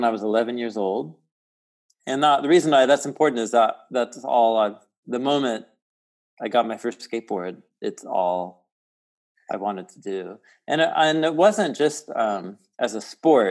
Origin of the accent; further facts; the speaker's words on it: Portland, Oregon, United States; moved away as an adult; also born or lived in Midwest / Jerusalem; I grew up in Portland, Oregon, and that's where I live now